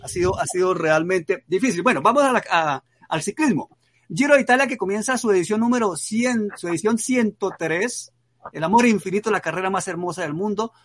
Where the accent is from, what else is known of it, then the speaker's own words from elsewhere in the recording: Santander, Colombia; con mi tierra también, con Santander